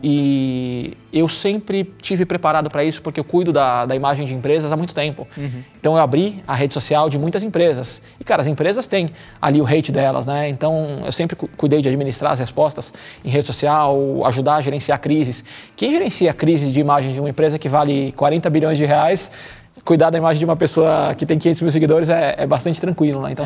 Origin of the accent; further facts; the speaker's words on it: São Paulo, Brazil; eu sou de São Paulo, minha vida toda acontece aqui